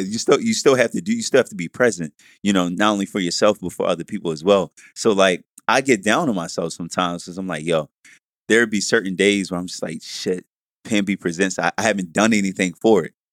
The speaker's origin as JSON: {"language": "English", "town": "Baltimore", "region": "Maryland", "country": "United States", "said": "I'm from East Side Baltimore City"}